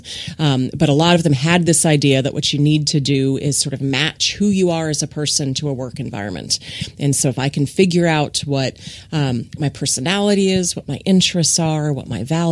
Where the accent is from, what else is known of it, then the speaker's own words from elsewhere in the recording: Ohio, United States; moved away as an adult; now in Texas, United States; So I grew up in Ohio in the Midwest